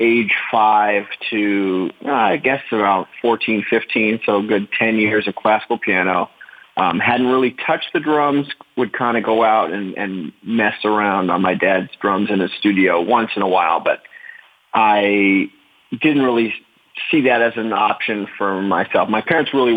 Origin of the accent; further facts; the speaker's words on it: Los Angeles, California, United States; I'm from Los Angeles, California. I grew up in the San Fernando Valley. There was a big earthquake in Northridge, where I'm from